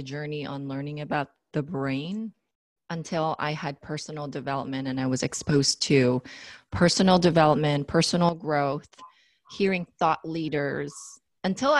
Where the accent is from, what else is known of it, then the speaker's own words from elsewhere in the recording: Philippines; moved away; I was raised in the Philippines